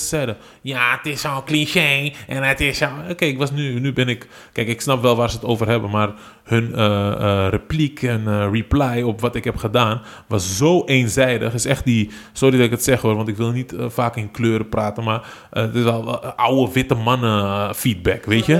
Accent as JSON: {"language": "Dutch", "town": "Amsterdam", "region": "North Holland", "country": "Netherlands", "tie": "born or raised there", "said": "Dus, dus ik ben eigenlijk overal opgegroeid in Amsterdam en West."}